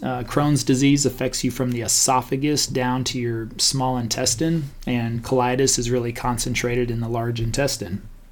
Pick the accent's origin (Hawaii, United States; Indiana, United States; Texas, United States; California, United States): Texas, United States; Stephenville; growing up in Stephenville, Texas, very small country town